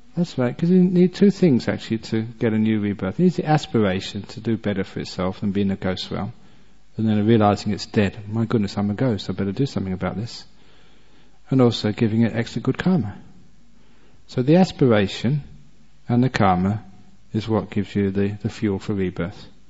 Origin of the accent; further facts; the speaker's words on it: England, United Kingdom; I was born and brought up in England